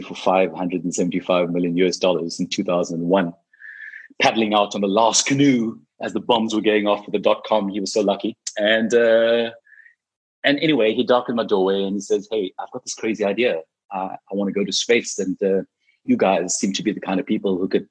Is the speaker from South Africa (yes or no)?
yes; South Africa; as a South African